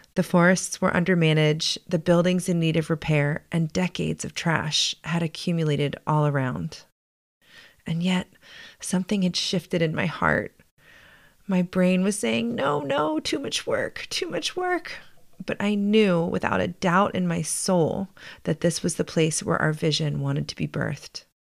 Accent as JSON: {"language": "English", "town": "Baltimore", "region": "Maryland", "country": "United States", "tie": "born or raised there", "also_born_or_lived": "San Francisco", "moved": "as an adult", "said": "I grew up in Baltimore, the daughter of college educated working class parents."}